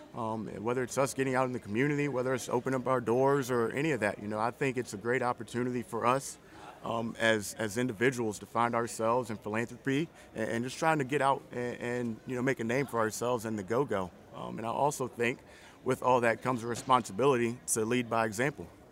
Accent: small town outside Richmond, Virginia, United States; moved away; I'm from a small town just outside of Richmond

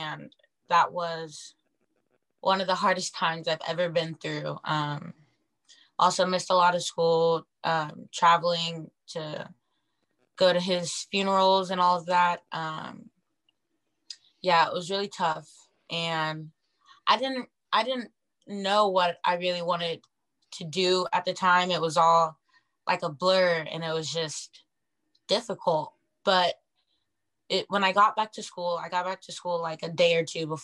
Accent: Auburn, Washington, United States; now in Seattle, United States; I'm from Auburn, Washington, so I'm not very far from home

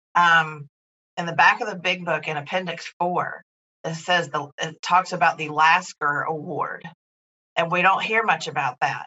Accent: North Carolina, United States; also born or lived in California; I was born and raised in North Carolina

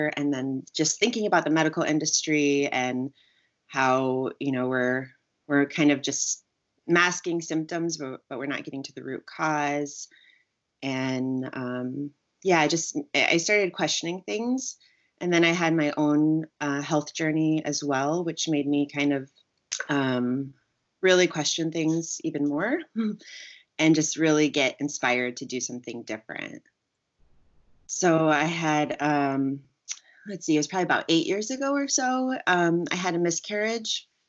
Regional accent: Germany; moved away as an adult; now in United States; So I did all that growing up in Germany. So that's where I did most of it. And then I left Germany and went to the States when I was 18 to start university.

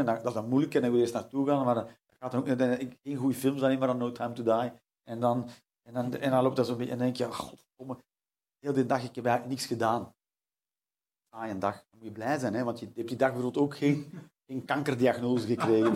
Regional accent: Flanders, Belgium; Als Vlaming

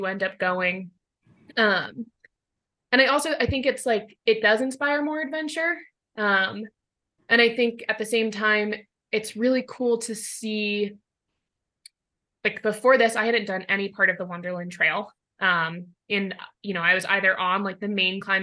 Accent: Colorado, United States; moved away as an adult; also born or lived in Tacoma, Washington; I'm originally from Colorado, but I went to college out in Washington

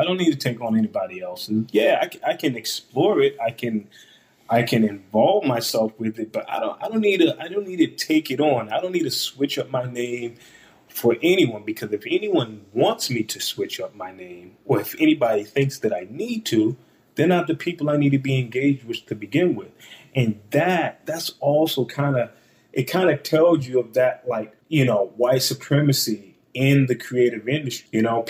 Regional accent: East Coast, United States; now in Columbus, United States; even though I'm in the Midwest and I'm from the East Coast and everything

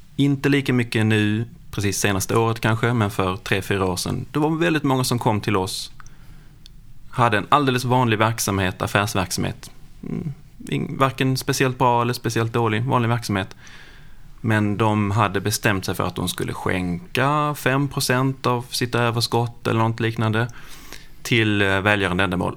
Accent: Lund, Skåne, Sweden; Jag kommer från Lund

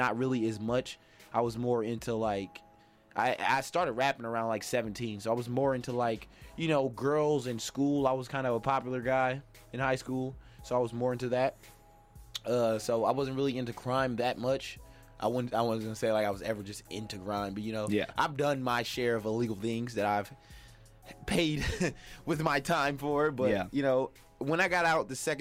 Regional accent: Milwaukee, Wisconsin, United States; Initially, like, the Hampton area, over there by Wall Park

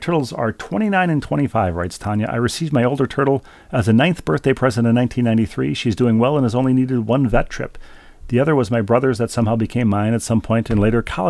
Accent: Fairfield, Connecticut, United States; To close, I grew up in Fairfield, Connecticut, and went to high school and university there.

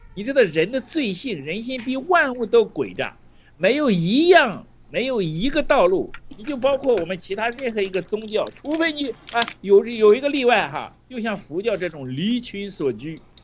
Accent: China; 我们中国人到现在都做不到

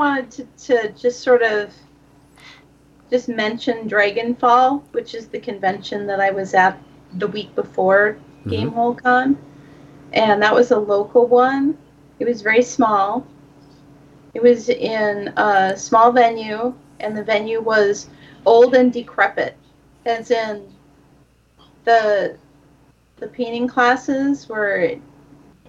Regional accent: Minnesota, United States; I'm from Minnesota

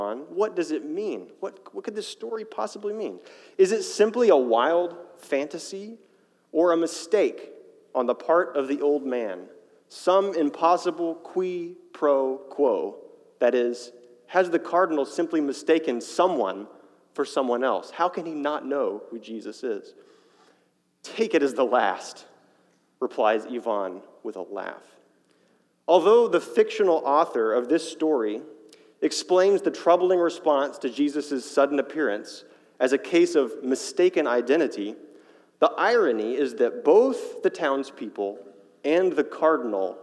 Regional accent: Fayetteville, United States; moved away as an adult; also born or lived in Chicago; I grew up in Fayetteville, but for the past 5 years, I've been living in Chicago

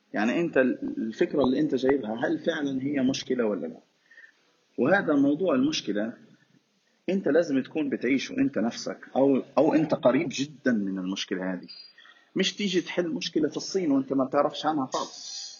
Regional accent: Gaza, Gaza Strip, Palestine; إحنا عندنا في غزة

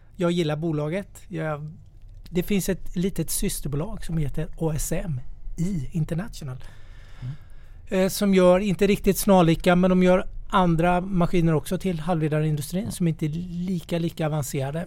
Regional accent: Småland, Sweden; Jag är ju smålänning i grunden

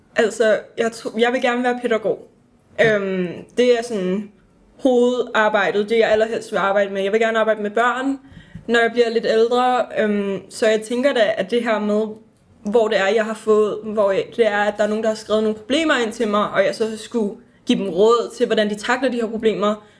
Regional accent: Vestegnen, Capital Region of Denmark, Denmark; vi er fra Vestegn

